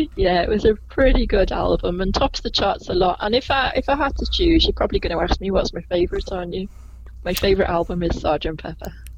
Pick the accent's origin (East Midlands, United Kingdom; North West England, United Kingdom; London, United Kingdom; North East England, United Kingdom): North West England, United Kingdom; Liverpool; I was born in Liverpool, in the same hospital as Paul McCartney, in 1961